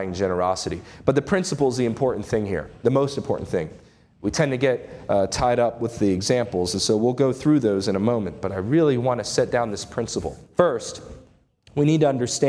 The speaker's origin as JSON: {"language": "English", "country": "United States", "said": "As American citizens"}